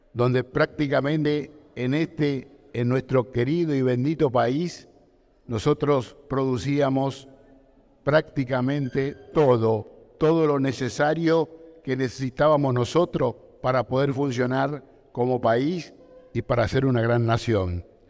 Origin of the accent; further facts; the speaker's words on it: Argentina; yo tenía una industria donde se producía de todo en mi país